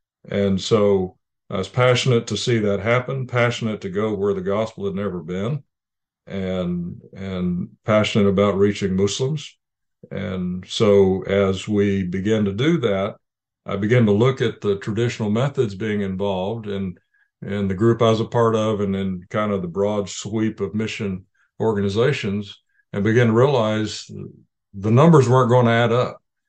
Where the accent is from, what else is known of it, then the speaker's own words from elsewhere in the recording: Indonesia; born there; I was born in Indonesia to missionary parents.